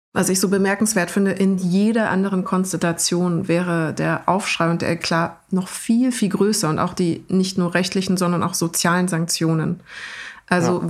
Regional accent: Germany; ich bin natürlich einfach als in Deutschland aufgewachsene

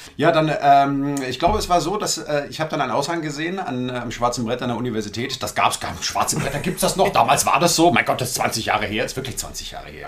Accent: Frankfurt am Main, Hesse, Germany; also born or lived in Berlin; ich bin in Frankfurt am Main aufgewachsen

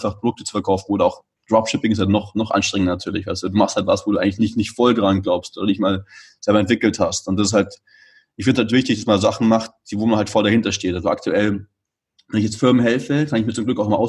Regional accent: Munich, Bavaria, Germany; moved away as an adult; now in Barcelona, Spain; ich komme aus München und war eben gerade in München wegen Quarantäne. Wunderbar eigentlich in Barcelona. Also ähm, ja, für mich wohne ich jetzt schon seit zwölf Jahren nicht mehr in Deutschland

